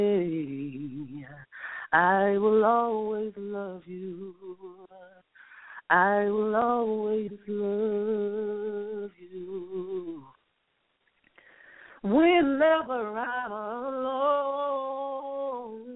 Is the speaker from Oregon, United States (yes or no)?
no; St. Louis, Missouri, United States; now in Dallas, United States; am actually from St. Louis, Missouri, but I reside in Dallas, Texas.